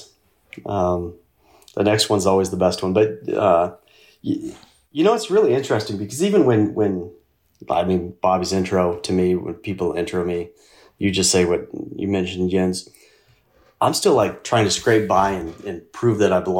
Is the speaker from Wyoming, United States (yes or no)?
yes; Casper, Wyoming, United States; my hometown, which was Casper, Wyoming